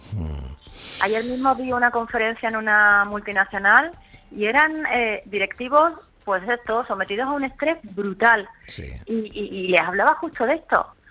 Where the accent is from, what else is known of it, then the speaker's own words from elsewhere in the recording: Málaga, Andalusia, Spain; moved away as an adult; now in Madrid, Spain; Aunque me siento malagueña por los cuatro costados, porque Málaga es mi tierra